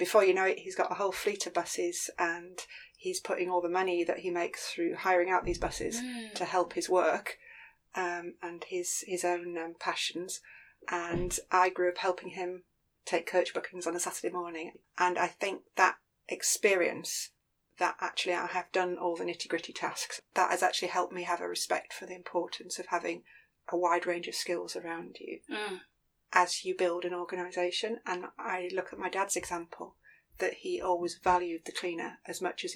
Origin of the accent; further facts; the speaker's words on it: Hull, Yorkshire and the Humber, United Kingdom; moved away as an adult; also born or lived in Philippines; now in London, United Kingdom; born and bred in Hull, Yorkshire